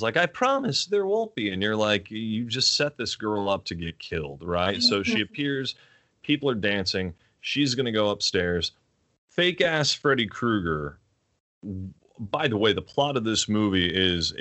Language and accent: English; Virginia Beach, Virginia, United States; I grew up in Virginia Beach